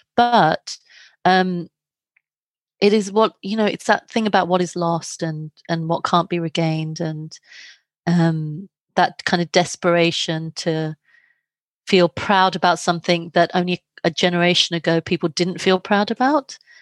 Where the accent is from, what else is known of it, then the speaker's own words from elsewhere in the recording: London, United Kingdom; also born or lived in India; I was born in London, but my parents are from India. So I'd, I, I've lived in India, I travel back and forth, and I grew up between these cultures.